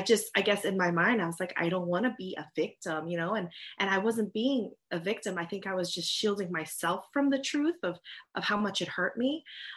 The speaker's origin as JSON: {"language": "English", "country": "United States", "also_born_or_lived": "Vietnam (family origin)", "said": "being Asian American."}